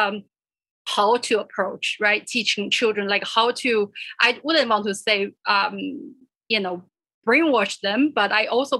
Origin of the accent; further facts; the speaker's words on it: China; moved away as an adult; also born or lived in Kansas; now in United States; I came here from China when I was 17